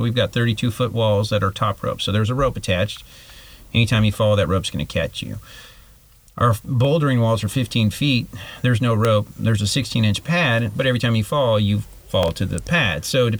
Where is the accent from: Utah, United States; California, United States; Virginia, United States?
California, United States; moved away as an adult; also born or lived in Fort Worth, Texas / East Texas; now in Tyler, United States; I'm originally from California, and came out to Texas.